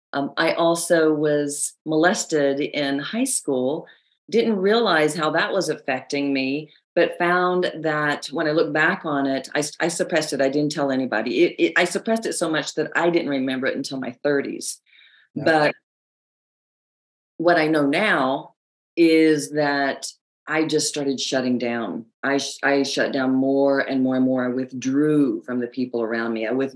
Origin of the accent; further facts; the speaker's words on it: the South, United States; accent: Southern; I have a news background now, so I've lost a lot of my Southern accent, but I talk like this.